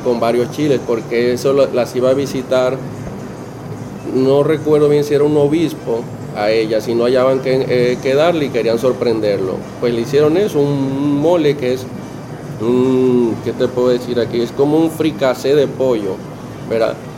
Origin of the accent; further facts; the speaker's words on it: Ciudad Valles, San Luis Potosí, Mexico; now in Puerto Rico; yo soy de Ciudad Valles, es San Luis Potosí, que eso sería la Huasteca